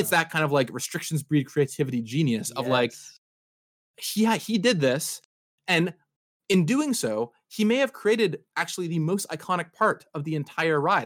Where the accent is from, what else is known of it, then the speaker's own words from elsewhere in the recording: Seattle, Washington, United States; I grew up in Seattle. I still live out here in Seattle.